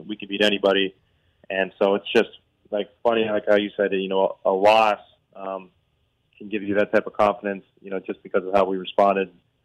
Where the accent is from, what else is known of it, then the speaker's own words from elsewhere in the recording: Pittsburgh, Pennsylvania, United States; moved away as an adult; also born or lived in Philadelphia; now in Tampa, United States; I'm from Pittsburgh, and I grew up in Pennsylvania, but I think I'm a Florida boy now